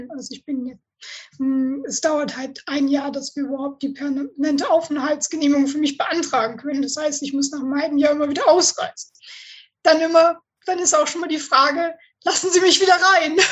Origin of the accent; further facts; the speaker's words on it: Northern Germany, Germany; ich komme aus Norddeutschland und wir sind halt, wir reden, was wir müssen.